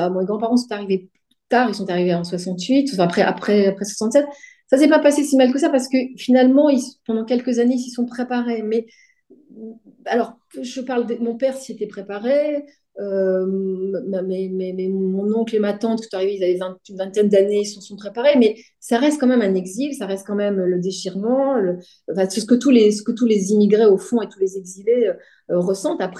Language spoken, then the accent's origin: French; France; also born or lived in Tunisia; Donc, moi, quand j'arrive en France, dans les cours de récréation, quand je dis. Euh, je suis française